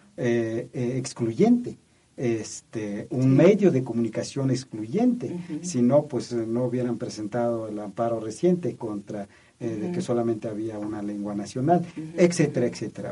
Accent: Mexico; como mexicanos

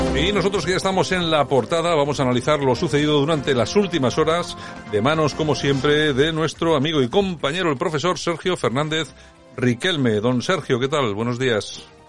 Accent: Spain; somos españoles

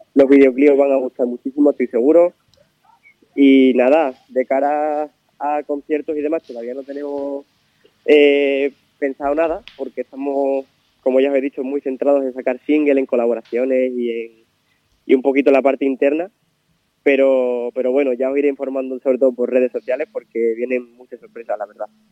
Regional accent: Miajadas, Extremadura, Spain; hacer algo en mi pueblo

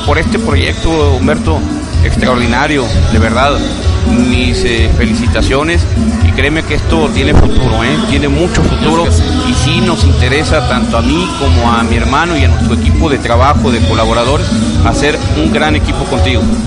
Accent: Jalisco, Mexico; como mexicano, como eh, jalisciense, como periodista

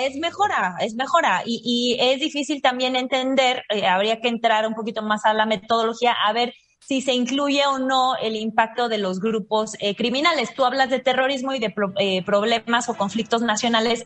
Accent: Mexico; nosotros como mexicanos

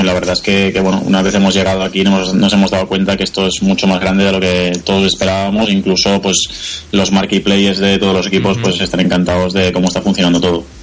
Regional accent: Spain; moved away as an adult; now in Kolkata, India; somos seis españoles

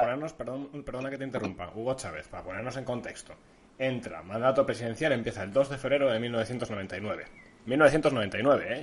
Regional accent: Basque Country, Spain; País vasco, aquí somos todos muy progres, somos todos muy vascos

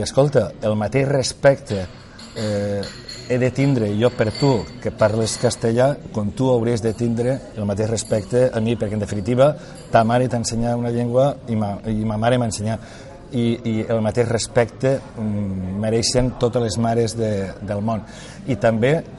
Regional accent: Valencian Community, Spain; first language Valencian; els valencians tinguem representants a, eh, a, a Madrid

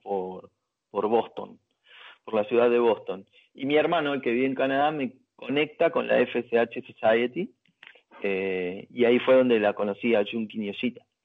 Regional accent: Argentina; somos argentinos

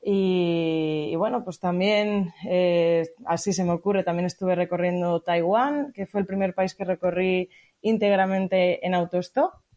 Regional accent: Montaña Palentina, Castile and León, Spain; moved away; En la propia montaña palentina que es de donde soy yo

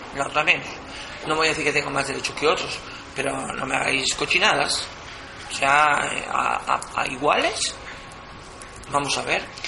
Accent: Venezuela; born or raised there; moved away as an adult; now in Galdakao, Spain

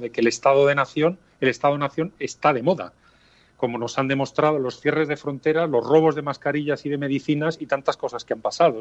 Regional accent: Spain; somos españoles

